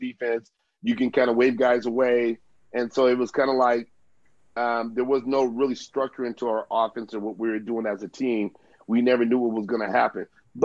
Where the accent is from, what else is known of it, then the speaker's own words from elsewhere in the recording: United States; moved away as an adult; also born or lived in Philippines; I was growing up in the States